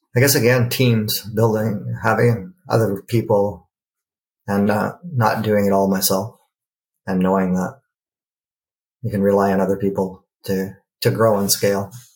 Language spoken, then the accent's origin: English; Canada; being Canadian